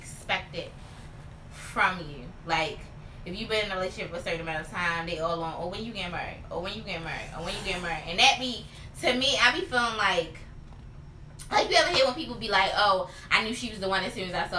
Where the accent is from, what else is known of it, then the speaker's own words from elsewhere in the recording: Baltimore, Maryland, United States; I'm talking about from Baltimore, we don't have all them high end stores like how New York